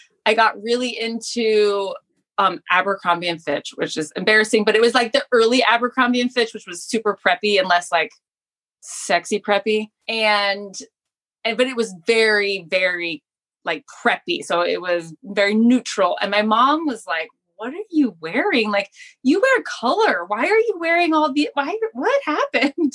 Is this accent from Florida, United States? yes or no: yes; West Palm Beach, Florida, United States; also born or lived in St. Louis, Missouri; now in Japan; I grew up in South Florida and I was born in St. Louis.